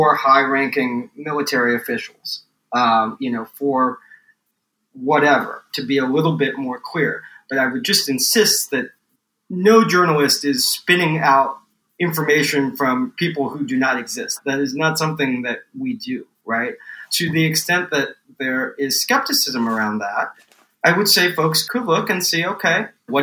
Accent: San Diego, California, United States; now in New York, United States; Well, I grew up in San Diego, one of my perennial disappointments here in New York

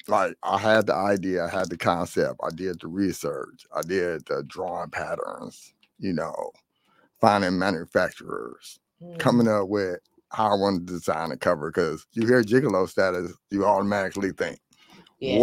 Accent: Detroit, Michigan, United States; I'm from the west side

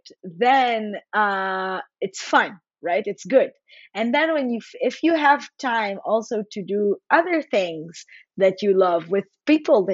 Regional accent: Haifa, Haifa District, Israel; I'm from Israel. I'm from Haifa.

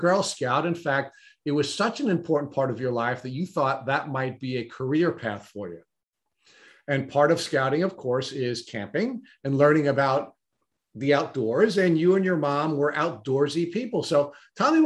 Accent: Long Island, New York, United States; growing up on Long Island

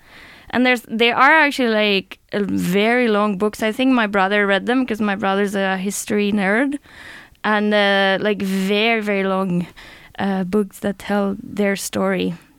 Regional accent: Azuqueca de Henares, Castilla-La Mancha, Spain; English is a second language; moved away as an adult; now in Sweden; That's what Guadalajara means. Yeah, right? That's where I'm from. And my hometown is called Azuqueca, which is also like an Arab name.

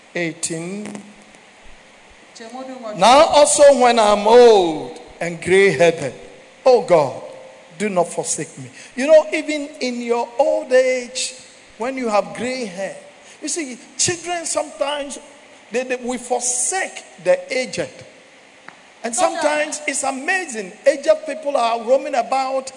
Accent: Ghana; I'm from Ghana

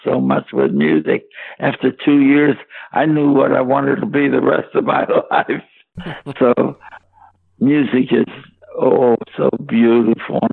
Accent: Pittsburgh, Pennsylvania, United States; growing up in Pittsburgh

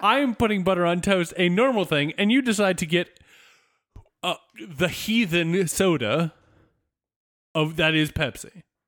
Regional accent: Southwest Virginia, United States; moved away; I grew up in Southwest Virginia

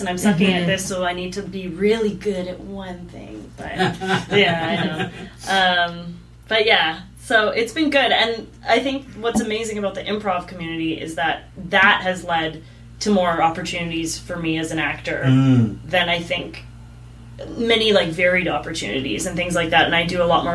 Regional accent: Saskatchewan, Canada; I grew up in Saskatchewan

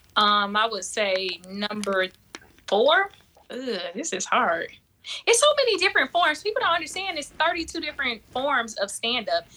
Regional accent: South Florida, United States; moved away; also born or lived in Michigan; I'm from South Flor-, Florida

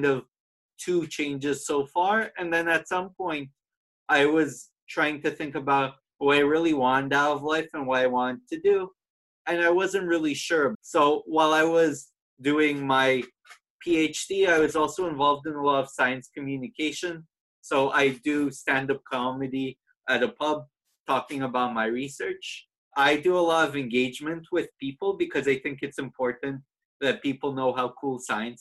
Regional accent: Toronto, Ontario, Canada; moved away as an adult; now in Ireland; I'm actually from Toronto

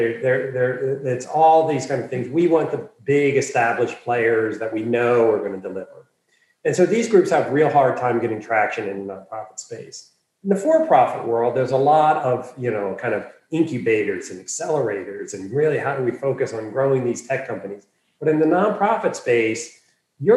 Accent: Philadelphia, Pennsylvania, United States; moved away as an adult; also born or lived in Washington, D.C.; I was born and raised in Philadelphia.

